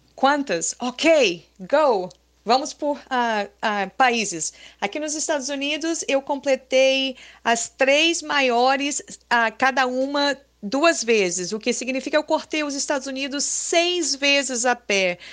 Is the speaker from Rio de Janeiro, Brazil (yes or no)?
yes; Rio de Janeiro, Brazil; moved away as an adult; also born or lived in Boston, Massachusetts; now in United States; quando eu me mudei do Rio de Janeiro a, ah, para Boston. E eu nasci na praia